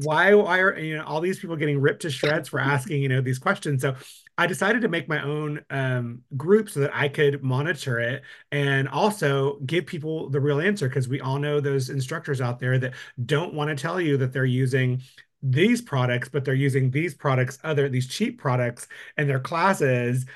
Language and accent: English; West Texas, United States; moved away as an adult; now in Austin, United States; I'm from West Texas